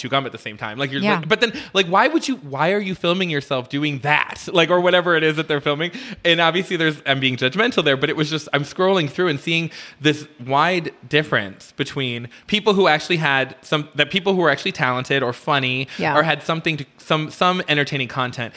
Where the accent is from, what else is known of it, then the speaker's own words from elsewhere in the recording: Midwest, United States; moved away; growing up in the Midwest when I was a kid